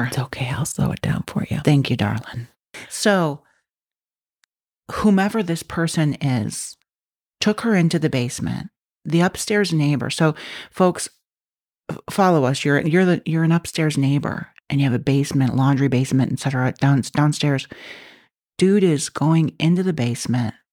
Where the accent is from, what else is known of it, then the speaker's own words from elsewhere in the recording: Chicago, Illinois, United States; I grew up in Chicago in apartments all my life.